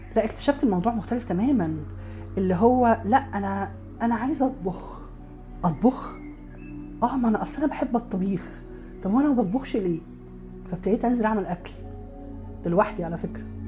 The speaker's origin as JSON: {"language": "Arabic", "town": "Alexandria", "region": "Alexandria Governorate", "country": "Egypt", "said": "عندنا في اسكندريه"}